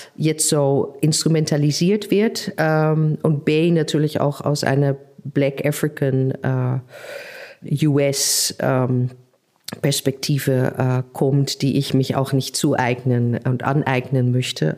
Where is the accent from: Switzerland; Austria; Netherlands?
Netherlands; accent: Dutch; German is a second language; also born or lived in Berlin; now in Leipzig, Germany; ich bin selber äh, ja Niederländerin, hört man ja an meinem Akzent